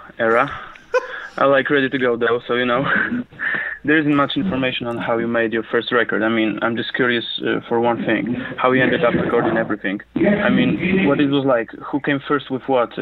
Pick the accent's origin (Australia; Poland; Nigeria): Poland; I'm really from Poland